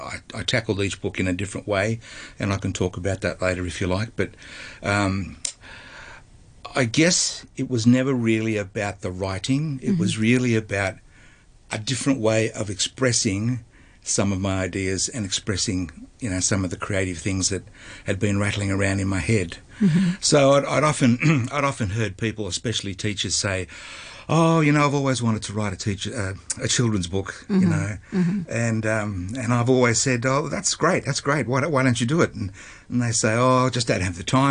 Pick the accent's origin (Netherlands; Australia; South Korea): Australia; Melbourne, Victoria; moved away as an adult; now in Hong Kong; I'm actually originally from Melbourne, Australia